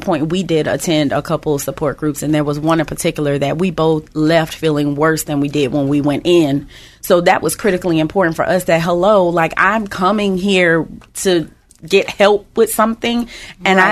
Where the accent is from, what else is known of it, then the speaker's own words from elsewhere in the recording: West Palm Beach, Florida, United States; now in Tampa Bay, United States; We're originally from West Palm Beach. We have absolutely no family here, but we decided a long time ago we're not leaving.